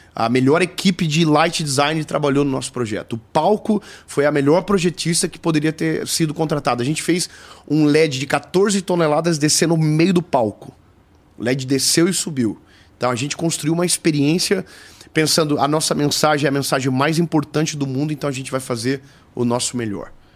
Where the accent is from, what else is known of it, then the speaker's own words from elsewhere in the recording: Joinville, Santa Catarina, Brazil; Eu sou de Joinville, eu sou de uma cidade de 600 mil pessoas. Então, eu estaria extremamente feliz se ficasse só lá. Inclusive, eu nunca mudei, porque eu amo a minha cidade